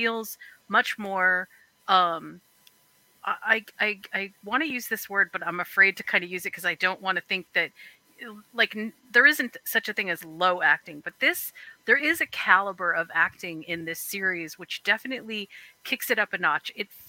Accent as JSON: {"language": "English", "region": "New York", "country": "United States", "said": "I am."}